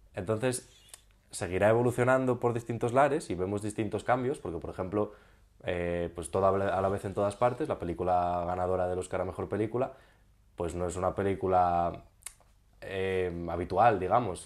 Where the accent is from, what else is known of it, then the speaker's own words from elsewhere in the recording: Ponferrada, Castile and León, Spain; soy del Bierzo, de Ponferrada